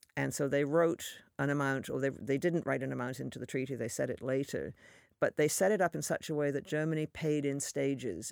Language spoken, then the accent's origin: English; Canada; a Canadian